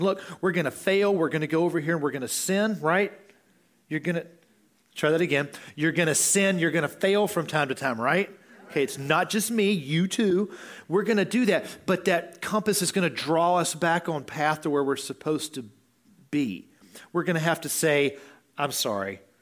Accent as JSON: {"language": "English", "country": "United States", "said": "as an American"}